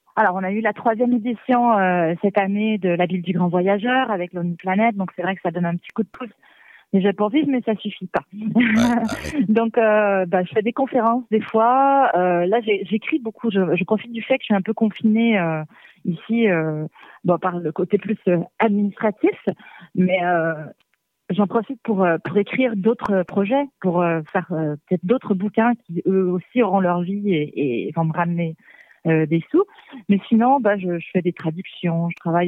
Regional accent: Magdalen Islands, Quebec, Canada; moved away; also born or lived in Savoie, France; là d'où je viens, c'est les îles de la Madeleine sur la côte est du Canada.

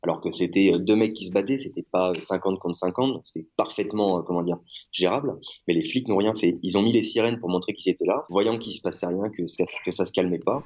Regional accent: France; now in Mexico; en tant que Français

